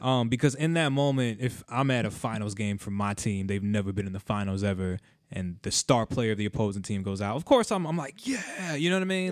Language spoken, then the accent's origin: English; South Florida, United States; I grew up in South Florida.